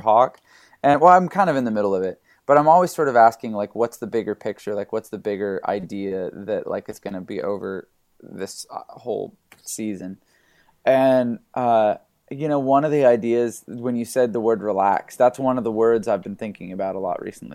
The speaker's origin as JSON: {"language": "English", "country": "Canada", "tie": "born or raised there", "moved": "yes", "lives_now": "California, United States", "said": "growing up in Canada, uh, I'm a pastor's kid"}